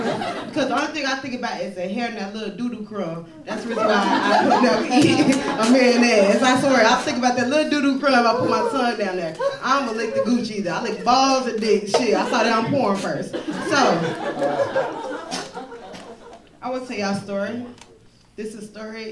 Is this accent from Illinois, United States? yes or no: yes; Chicago, Illinois, United States; I am from the West Side of Chicago